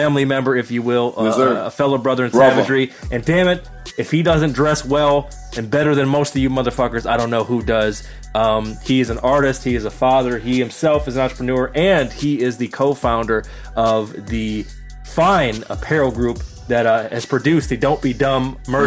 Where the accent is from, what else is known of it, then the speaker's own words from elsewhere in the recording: Michigan, United States; my home state of Michigan. That's where I'm at now